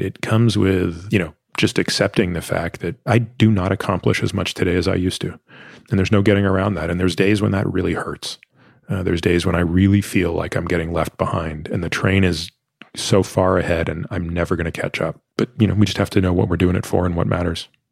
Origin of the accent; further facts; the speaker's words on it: Toronto, Ontario, Canada; I grew up in Toronto